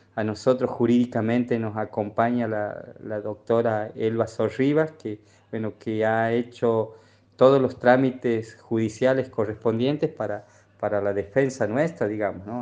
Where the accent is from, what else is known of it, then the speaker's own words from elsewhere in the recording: Pozo del Castaño, Santiago del Estero, Argentina; El Pozo del Castaño es una comunidad que está ubicada al norte entre los departamentos Figueroa y Moreno, y ahí nomás está Alberdi, somos eh, base del MOCASE